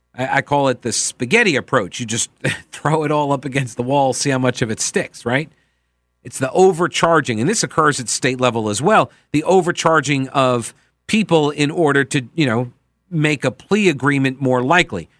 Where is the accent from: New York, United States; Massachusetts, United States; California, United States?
New York, United States; Long Island; I come from Long Island